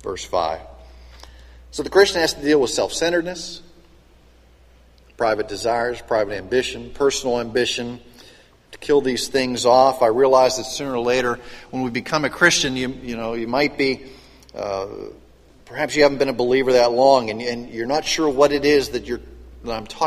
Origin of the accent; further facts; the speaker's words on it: western Pennsylvania, United States; Growing up in western Pennsylvania, I knew a lot of coal miners